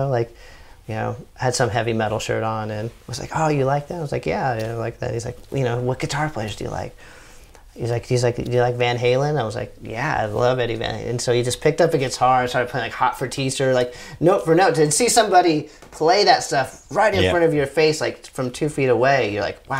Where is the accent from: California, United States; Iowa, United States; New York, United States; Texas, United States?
California, United States; Orange County, Southern; where I grew up in Southern California, it's like in Orange County